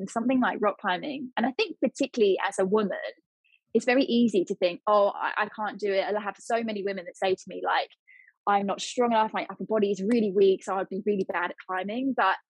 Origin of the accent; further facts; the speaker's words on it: Portsmouth, South East England, United Kingdom; My dad was a sailor, he was in the Navy, and I grew up in Portsmouth for a little bit of my life.